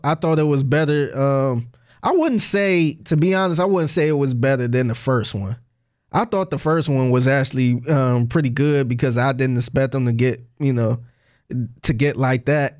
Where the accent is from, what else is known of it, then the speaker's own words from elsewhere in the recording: Cleveland, Ohio, United States; moved away as an adult; now in Houston, United States; I'm originally from Cleveland, Ohio.